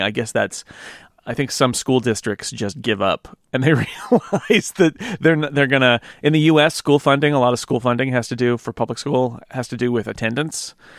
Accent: United States; as an American

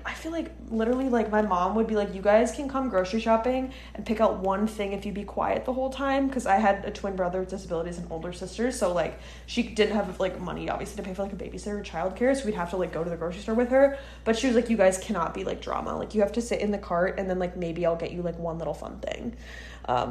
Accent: Midwest, United States; moved away as an adult; now in New York, United States; Emma and I are both born and raised in the Midwest

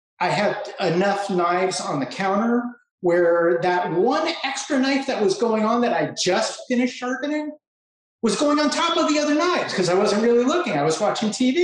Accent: Los Angeles, California, United States; fifth generation Angeleno

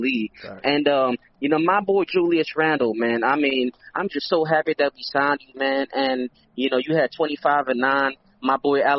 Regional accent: Philadelphia, Pennsylvania, United States; I'm from Philly.

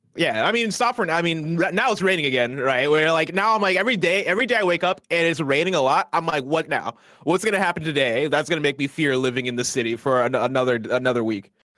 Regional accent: Midwest, United States; also born or lived in Nigeria / Seattle; now in San Francisco, United States; I'm from the Midwest. I lived in Nigeria.

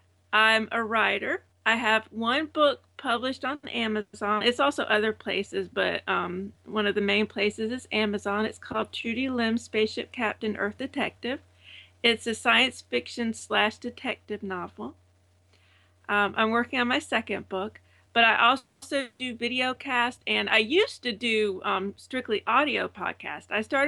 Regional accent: Savannah, Georgia, United States; also born or lived in Alabama; now in Florida, United States; I'm originally from Savannah, Georgia, but I've made the trek to Alabama, and then now I'm in Florida.

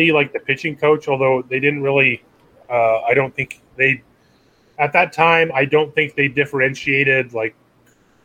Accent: Palm Springs, California, United States; where I grew up in Palm Springs

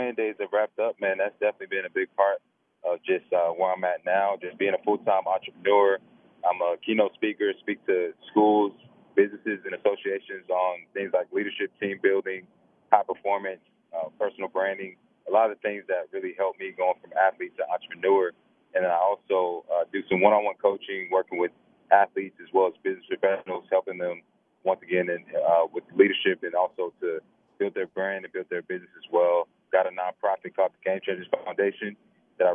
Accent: Snellville, Georgia, United States; I grew up watching guys like Thomas Davis and Tony Taylor and that whole bunch growing up in Snellville.

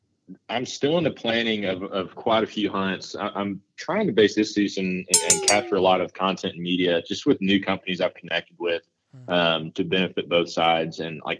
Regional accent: Bootheel, Southeast Missouri, United States; I'll usually stay around the Boot Hill, Missouri, in Southeast Missouri. That's where all my family's from.

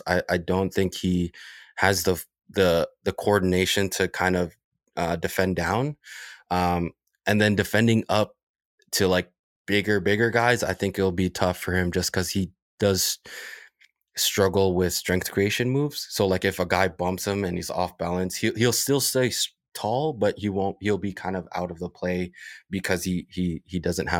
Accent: Toronto, Ontario, Canada; He's a Scarborough guy and I grew up in Scarborough.

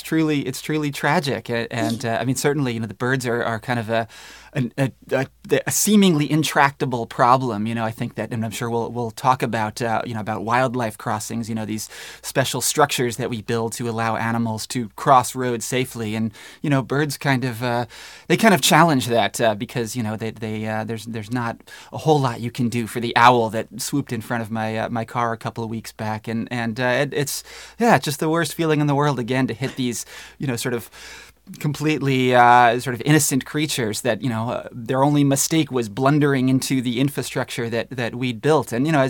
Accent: Northeast, United States; You know, I grew up in the Northeast, and, you know, our ponds were full of snapping turtles and leopard frogs

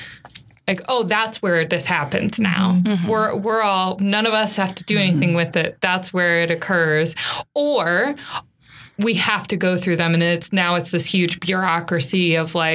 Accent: Iowa, United States; I'm from Iowa

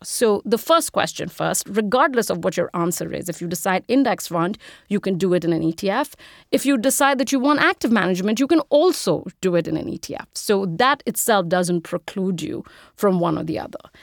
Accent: India; moved away as an adult; I'm an immigrant, if you can't tell from the accent. I grew up in India. I moved here when I was eighteen to go to college.

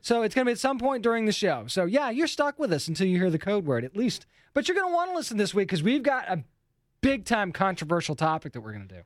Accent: New England, United States; being from New England

